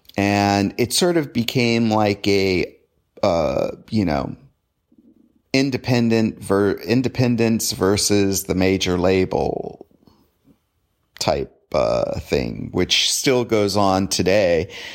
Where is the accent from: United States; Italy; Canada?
United States; Southern California; I grew up in Southern California